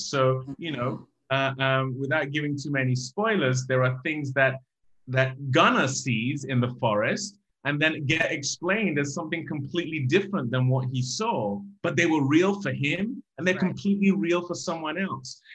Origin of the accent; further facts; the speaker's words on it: Nigeria; growing up in Nigeria